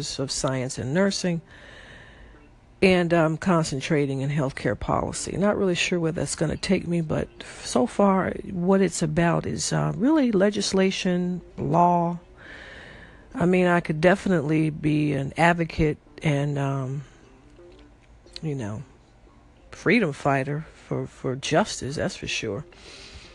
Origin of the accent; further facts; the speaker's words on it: Chicago, Illinois, United States; I am from Chicago, Illinois